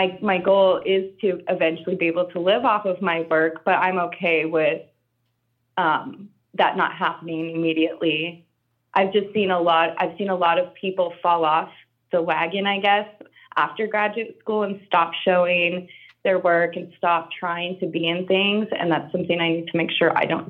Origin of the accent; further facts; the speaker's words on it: Southwest, United States; I grew up in the Southwest, so I grew up around a lot of folk art